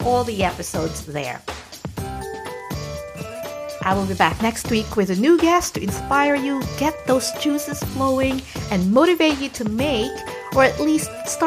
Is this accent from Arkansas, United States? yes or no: no; New York, United States; now in Florida, United States; I am actually from New York. I call myself a New Yorker.